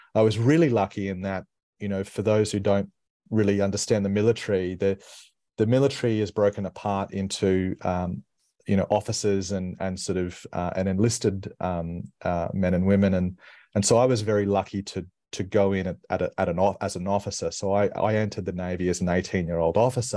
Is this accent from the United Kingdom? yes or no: no; Brisbane, Queensland, Australia; I grew up in Brisbane